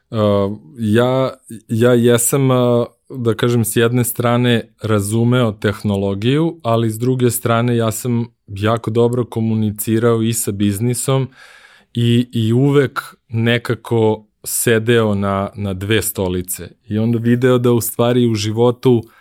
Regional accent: Serbia; moved away as an adult; also born or lived in United States; Kad sam otišao u Ameriku, večito sam bio Srbin, ovaj, nisam nikako mogu da se otarasim iz svog akcenta

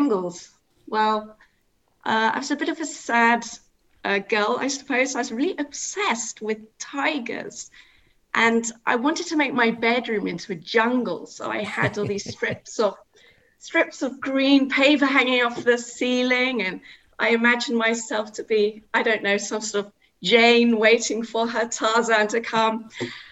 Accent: Cambridge, East of England, United Kingdom; moved away as an adult; now in Isle of Anglesey, United Kingdom; I'm originally from Cambridge, and I came up to Anglesey for work.

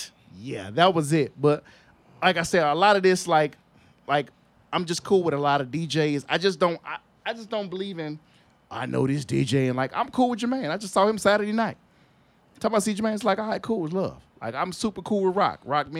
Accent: Chicago, Illinois, United States; On the west side. I grew up on Cicero and Cortez.

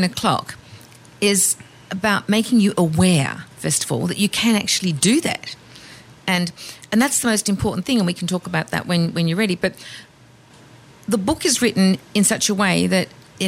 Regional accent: Australia; I'm Australian.

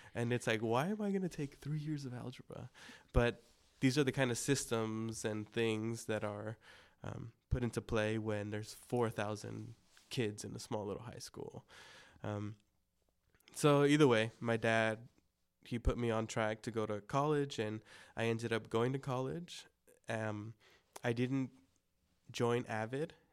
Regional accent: El Monte, California, United States; first language Spanish; English is a second language; also born or lived in Pomona / Baldwin Park / Covina; growing up, yes, in El Monte, I grew up in El Monte, Pomona, Baldwin Park, and then ended up in Covina for a bit.

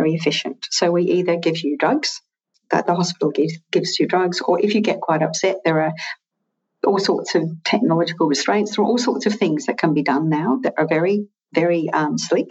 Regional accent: Scotland, United Kingdom; now in Australia; I'm originally Scottish, but I've lived here for a long time.

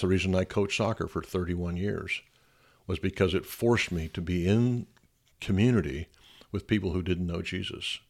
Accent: United States; I'm an American

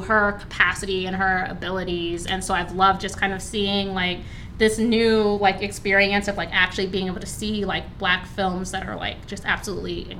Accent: Alexandria, Virginia, United States; I grew up in Alexandria, Virginia.

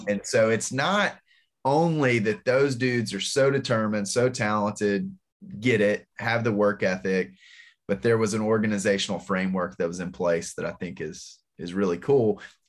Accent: Blytheville, Arkansas, United States; now in Memphis, United States; We both grew up in Blytheville, Arkansas.

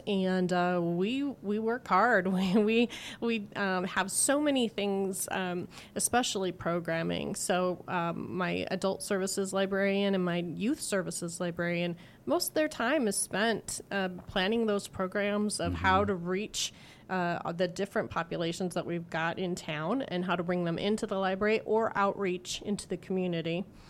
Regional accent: Fargo, North Dakota, United States; moved away as an adult; also born or lived in Indianola, Iowa / Minneapolis, Minnesota; now in Carlisle, United States; So I grew up in Fargo, North Dakota.

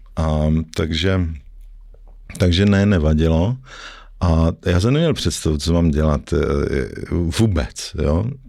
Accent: Ostrava, Moravian-Silesian Region, Czechia; moved away as an adult; now in Prague, Czech Republic; já jsem z Ostravy jako původem

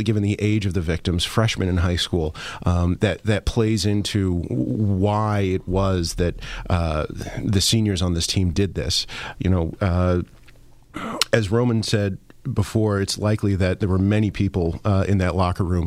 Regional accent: Mahwah, New Jersey, United States; I grew up in Mahwah, New Jersey, another big football town in northern Jersey.

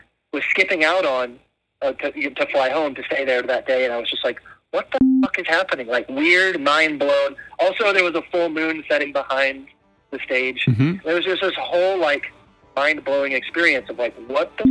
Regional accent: Southern Alabama, United States; also born or lived in Germany; growing up in Southern Alabama

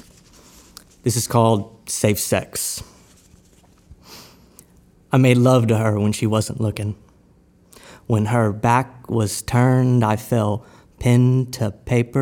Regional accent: Victoria, Texas, United States; I'm from Victoria, Texas, and I'm a poet.

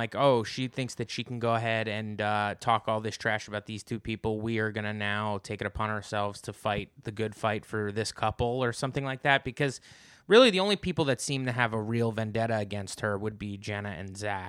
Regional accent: United Kingdom; My storyline is I'm British.

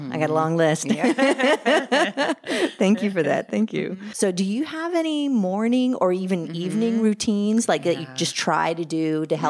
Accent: Louisiana, United States; I'm from Louisiana.

